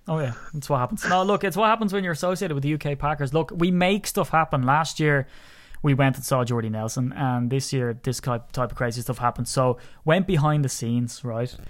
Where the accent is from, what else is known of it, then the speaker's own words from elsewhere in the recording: Ireland; I'm an Irishman, and I'm proud of my country